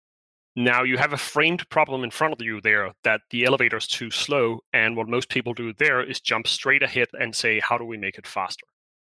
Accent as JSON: {"language": "English", "country": "Denmark", "moved": "as an adult", "said": "I'm originally from Denmark. I've been abroad for maybe 14 years"}